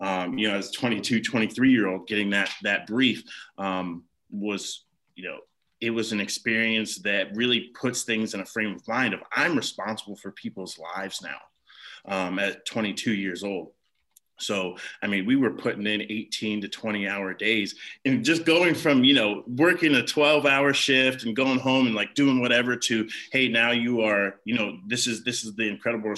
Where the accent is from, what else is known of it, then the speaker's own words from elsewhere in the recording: Ohio, United States; moved away as an adult; also born or lived in North Carolina; I'm from Ohio originally. And then, of course, the military brought me down to North Carolina